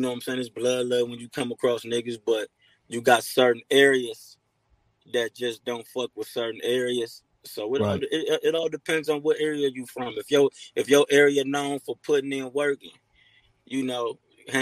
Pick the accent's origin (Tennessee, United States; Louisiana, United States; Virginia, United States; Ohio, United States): Ohio, United States; Cleveland; Representing 105 Records from Cleveland, Ohio